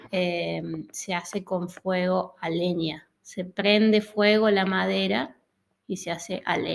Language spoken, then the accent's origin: Spanish; Río Cuarto, Córdoba, Argentina; Soy de Río Cuarto, ciudad de Córdoba.